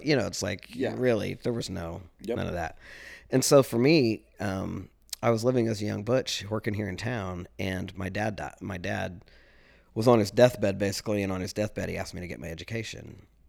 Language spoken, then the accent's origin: English; Kansas, United States; I'm from Southeast Kansas. SEK, man. You don't fuck with people from SEK. SEK, we're a tough bunch.